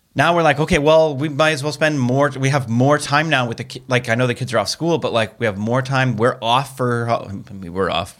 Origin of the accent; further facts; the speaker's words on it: Seattle, Washington, United States; moved away; my home originally where I'm from Seattle area